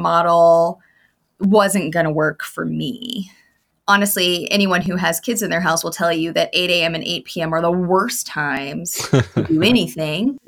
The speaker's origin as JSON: {"language": "English", "region": "Arizona", "country": "United States", "moved": "yes", "lives_now": "St. Petersburg, United States", "said": "I'm from Arizona and we don't get hurricanes in, in, in landlocked states"}